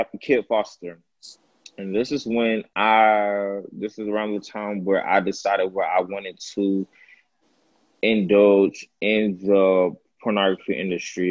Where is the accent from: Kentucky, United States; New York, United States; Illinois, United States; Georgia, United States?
Georgia, United States; Atlanta; I'm from Atlanta, Georgia.